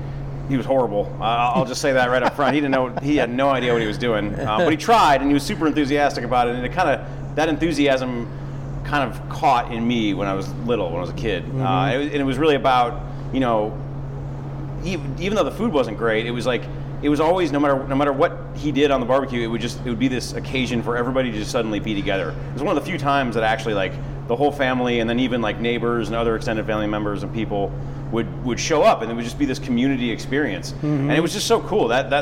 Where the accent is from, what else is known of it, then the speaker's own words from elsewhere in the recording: Detroit, Michigan, United States; now in Los Angeles, United States; I'm a transplant. Like a lot of people in Los Angeles, mm-hmm. I grew up in the Midwest originally. I grew up just outside of Detroit, in the suburbs. Was born and raised there